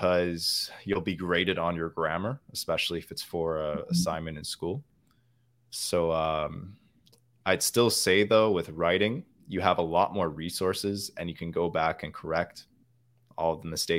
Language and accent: English; Winnipeg, Manitoba, Canada; accent: Canadian; first language English; My native language is English. The dialect I speak, it's Canadian. I come from the middle part of Canada. I doubt any of you guys know the city I come from, but it's called the city of Winnipeg